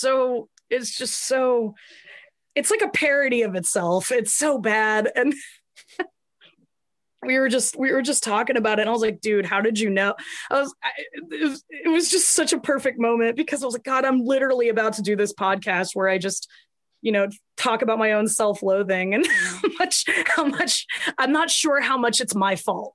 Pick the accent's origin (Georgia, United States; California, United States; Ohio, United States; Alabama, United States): Georgia, United States; Atlanta; I grew up in and around Atlanta, and I've moved in and around Atlanta. I always say I'm from Atlanta